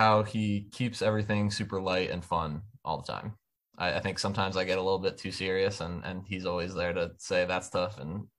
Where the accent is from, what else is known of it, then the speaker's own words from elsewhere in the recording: Philadelphia, Pennsylvania, United States; moved away as an adult; also born or lived in New Jersey; now in North Carolina, United States; I'm from the Philly area originally. So like Philly suburbs, that's where I started playing and moved down here for school at State.